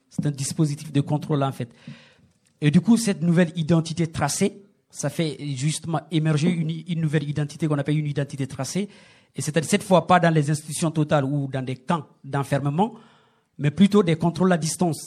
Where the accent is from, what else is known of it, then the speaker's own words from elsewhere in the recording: Guinea; moved away as an adult; now in France; chez nous en Guinée